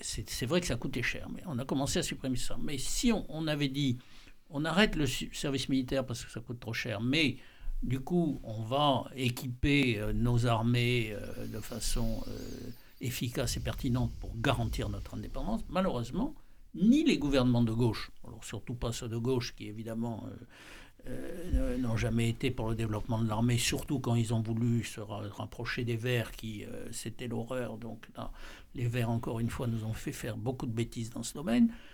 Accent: France; en tant que Français

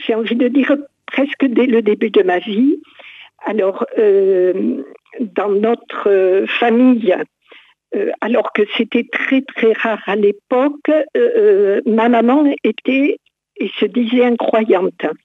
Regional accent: Montauban, Occitania, France; je suis originaire de Montauban

